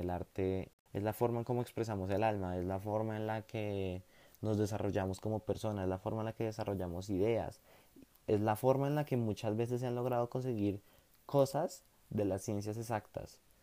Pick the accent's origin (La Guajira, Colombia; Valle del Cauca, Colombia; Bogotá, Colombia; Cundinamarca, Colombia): Bogotá, Colombia; yo soy bogotano.